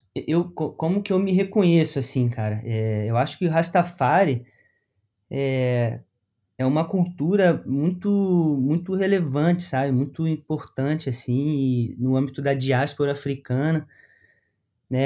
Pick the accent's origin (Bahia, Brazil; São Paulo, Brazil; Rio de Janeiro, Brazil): Rio de Janeiro, Brazil; moved away as an adult; now in Paraná, Brazil; Eu sou do Rio de Janeiro.